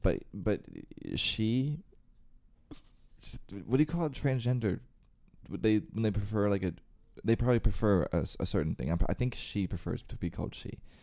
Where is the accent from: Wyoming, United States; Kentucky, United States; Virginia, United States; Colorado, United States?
Virginia, United States; Northern; I was born and raised in Northern Virginia